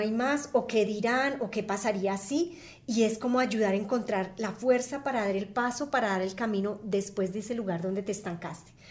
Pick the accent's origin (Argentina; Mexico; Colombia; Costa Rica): Colombia; yo soy colombiana